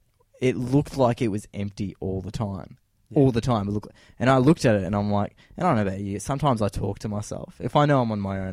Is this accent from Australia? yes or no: yes; Australia; I felt like I was an Australian. Obviously, not I am an Australian, but I felt like I was an Aussie